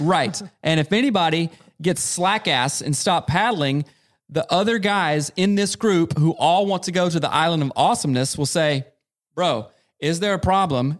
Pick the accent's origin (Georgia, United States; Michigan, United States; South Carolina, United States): South Carolina, United States; growing up in South Carolina, in a very rural, small town